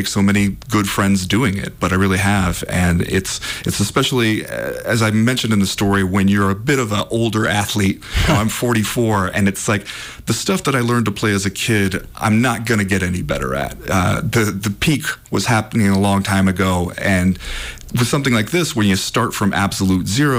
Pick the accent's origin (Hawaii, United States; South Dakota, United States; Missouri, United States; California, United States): California, United States; Southern; now in Missoula, United States; I grew up in Southern California